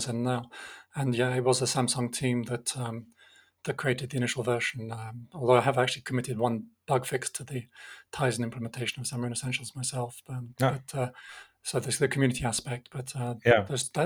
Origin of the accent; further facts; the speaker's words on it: United Kingdom; now in Geneva, Switzerland; you can probably tell from my accent that I'm originally from the UK, although I have become Swiss as well